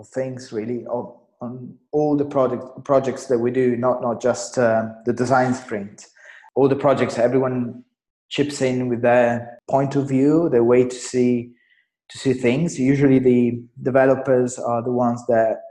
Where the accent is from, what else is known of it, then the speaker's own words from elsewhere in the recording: Italy; also born or lived in London, United Kingdom / Spain; decided to move back to my hometown. Here I worked for one of the biggest agencies in Italy